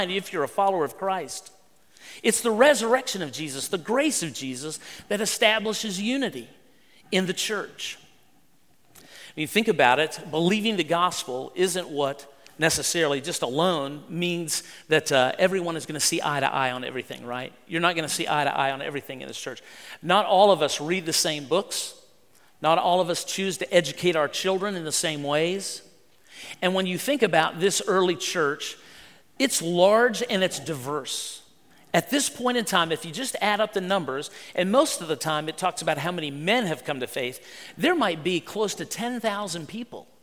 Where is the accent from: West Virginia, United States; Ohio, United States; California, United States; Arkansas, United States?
West Virginia, United States; I grew up in West Virginia driving a pickup truck